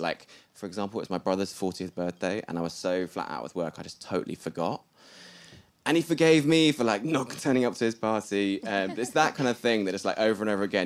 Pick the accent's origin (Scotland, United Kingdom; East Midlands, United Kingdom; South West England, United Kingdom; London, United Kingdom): South West England, United Kingdom; Bath; I'm from Bath, and we just had pretty normal upbringings